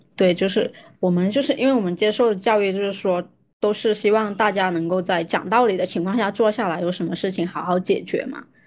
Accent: Guangdong, China; 我是在广东长大的

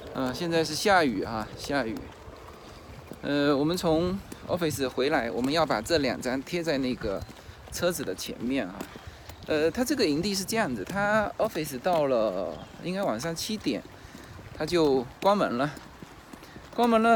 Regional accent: China; 我们中国人很少这样子

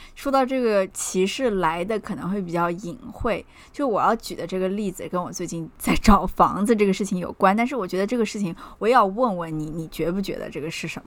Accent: China; moved away as an adult; also born or lived in Oklahoma, United States; now in New York, United States; 我们作为中国人

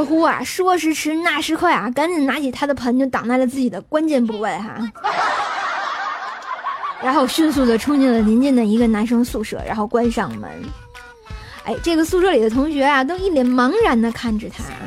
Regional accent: Tianjin, China; 用我们天津人的话就是啊，骂千不千的，乐呵乐呵，得了

